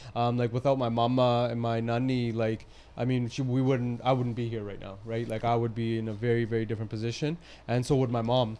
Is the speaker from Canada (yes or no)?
yes; Surrey, British Columbia, Canada; I'm born and raised from Surrey. You know, I was I was born at Surrey Memorial Hospital, went to school, and lived my whole life in Surrey